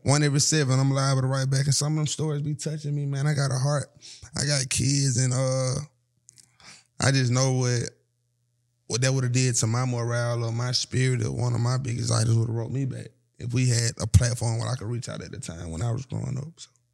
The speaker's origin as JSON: {"language": "English", "town": "Atlanta", "region": "Georgia", "country": "United States", "said": "I'm from Atlanta"}